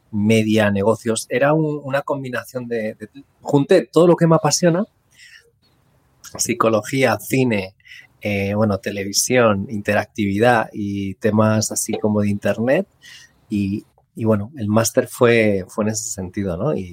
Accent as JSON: {"language": "Spanish", "town": "Madrid", "region": "Community of Madrid", "country": "Spain", "tie": "born or raised there", "also_born_or_lived": "California, United States", "moved": "yes", "said": "nací en Madrid. Lo que pasa que, que bueno, a los años me fui a vivir a, Estados Unidos. Estuve en California viviendo. Y fue una experiencia increíble. y, ahora pues vuelvo a vivir aquí en Madrid."}